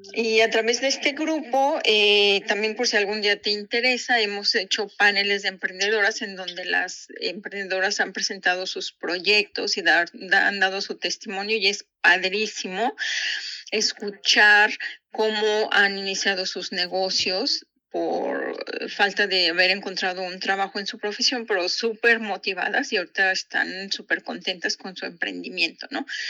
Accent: San Luis Potosí, Mexico; moved away as an adult; also born or lived in Japan; now in Ingolstadt, Germany; yo soy originaria de San Luis Potosí, México.

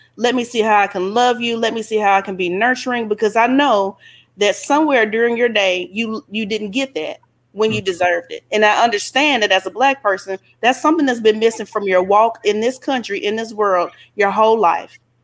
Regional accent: Alabama, United States; I'm from Alabama

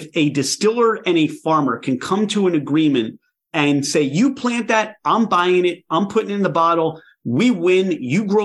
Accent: Philadelphia, Pennsylvania, United States; we're from the Philadelphia area.

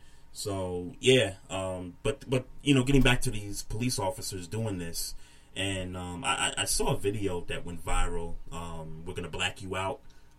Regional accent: New York City, New York, United States; moved away; Shouts out to my hometown for doing that.

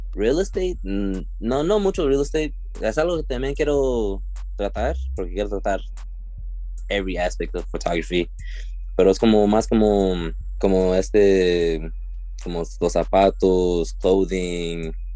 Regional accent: Suisun City, California, United States; soy de aquí de Susun City, California

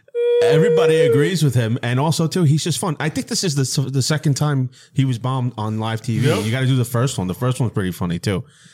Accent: New York, United States; As a New Yorker

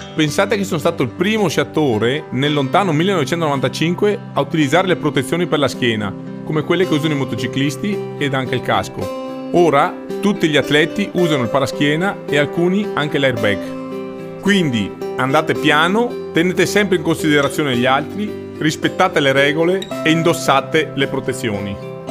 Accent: Cortina d'Ampezzo, Veneto, Italy; Sono nato e cresciuto a Cortina.

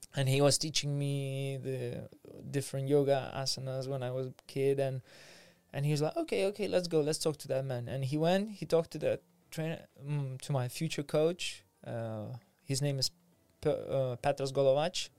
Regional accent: Vilnius, Vilnius County, Lithuania; now in London, United Kingdom; I grew up in Lithuania, in Vilnius, in capital of Lithuania

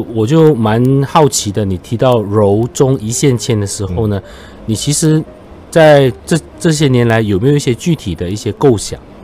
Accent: Johor, Malaysia; 我们作为酒后人，常，常觉得我们就会地缘辽阔，嗯。交通不便利

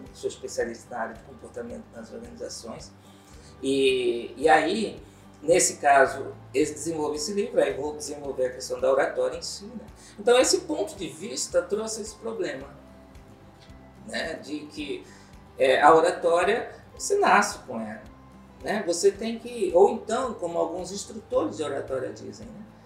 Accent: Cuiabá, Mato Grosso, Brazil; also born or lived in Rio de Janeiro; sou cuiabano de Tapecruz, como dizem as pessoas. É, eu nasci aqui, me criei, vivi um tempo fora, Rio de Janeiro, assim, né? mas voltei

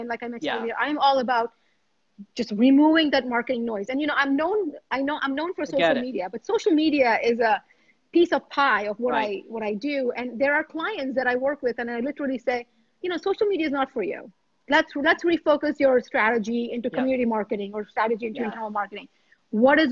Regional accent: India; I was born in India. I was born in India.

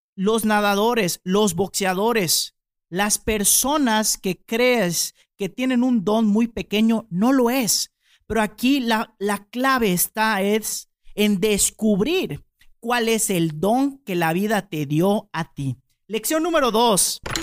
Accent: Yucatán, Mexico; nosotros los yucatecos a veces dormimos en hamaca

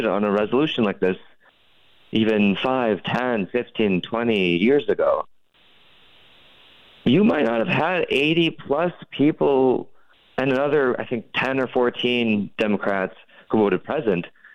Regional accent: North Dakota, United States; my home state of North Dakota

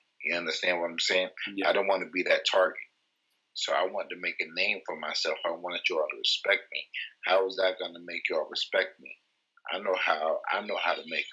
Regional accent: New York, United States; also born or lived in Titusville, Florida; I'm from Florida. I'm from a town in Florida called Titusville, and I moved up to New York permanently when I was probably like 7, 8 years old

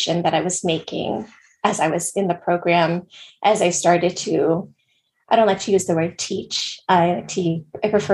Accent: United States; I was born here

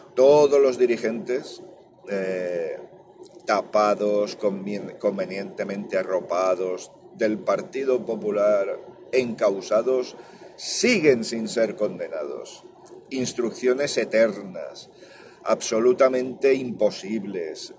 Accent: Valencia, Valencian Community, Spain; Yo soy valenciano.

